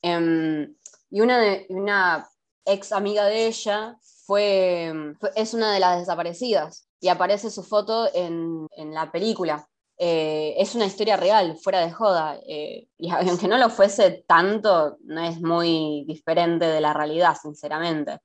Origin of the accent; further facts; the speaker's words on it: Argentina; acá los argentinos vamos, o sea, literalmente acá en Argentina